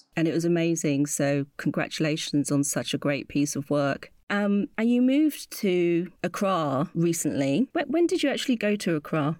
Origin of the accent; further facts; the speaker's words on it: United Kingdom; as a mixed race uh, British Ghanaian